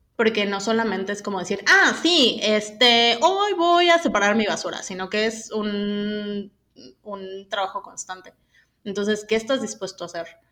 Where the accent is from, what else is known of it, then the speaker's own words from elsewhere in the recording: State of Mexico, Mexico; soy del Estado de México